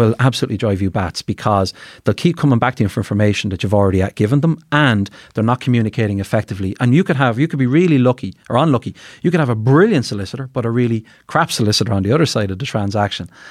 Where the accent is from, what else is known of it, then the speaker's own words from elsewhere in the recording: Carlow, Leinster, Ireland; now in Dublin, Ireland; I'm from the country, I'm from Carlow